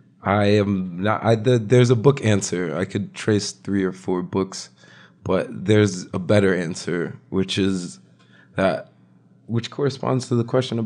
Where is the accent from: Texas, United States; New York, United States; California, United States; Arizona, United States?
New York, United States; New Rochelle; also born or lived in Upper West Side, Manhattan / Vermont; I'm from Westchester County. I'm from New Rochelle, New York.